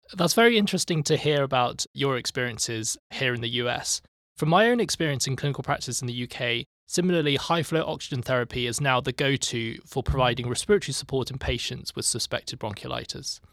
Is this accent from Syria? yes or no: no; United Kingdom; moved away as an adult; now in Boston, United States; as a Brit coming here